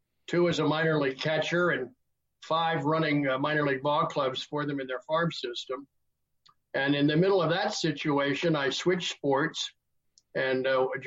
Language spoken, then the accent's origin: English; Wilmington, Delaware, United States; Well, I grew up in Wilmington, Delaware, and my dad was a high school coach and history teacher. So I grew up in a sports environment.